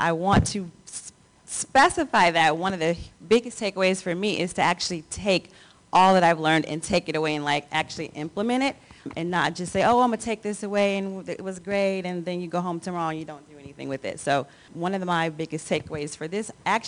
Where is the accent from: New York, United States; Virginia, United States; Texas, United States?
Texas, United States; Austin; from Austin, Texas.